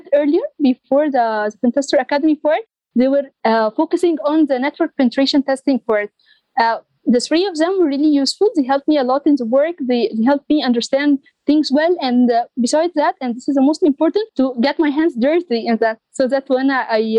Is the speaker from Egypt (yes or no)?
yes; Egypt; in my country, Egypt, I was in a team of girls